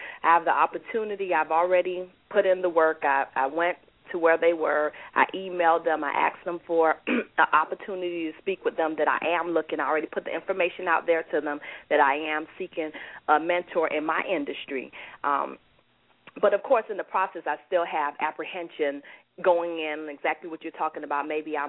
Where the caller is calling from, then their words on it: New York City, New York, United States; I'm calling from New York City.